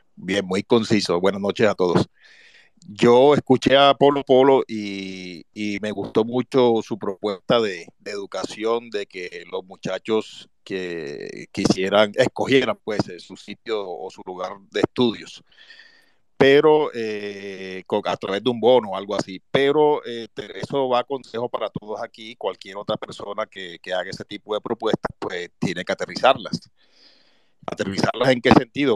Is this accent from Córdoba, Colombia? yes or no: yes; Montería, Córdoba, Colombia; yo soy de Montería, estoy aquí ahora mismo